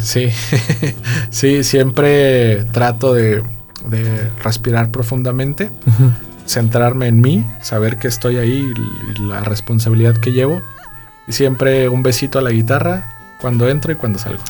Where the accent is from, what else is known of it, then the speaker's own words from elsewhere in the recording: San Luis Potosí, Mexico; en San Luis Potosí y aparte en mi tierra